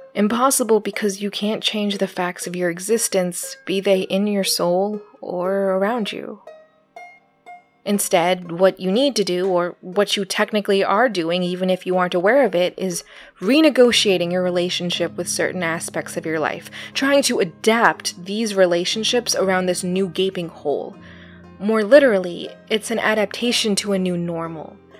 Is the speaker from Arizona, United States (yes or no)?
yes; Arizona, United States; I grew up in Arizona, right? I still don't understand winter.